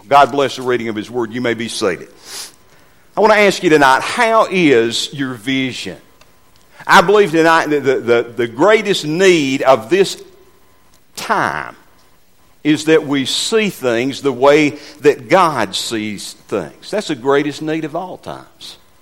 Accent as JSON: {"language": "English", "town": "Westminster", "country": "United States", "tie": "born or raised there", "moved": "as an adult", "said": "I was born and raised in Westminster"}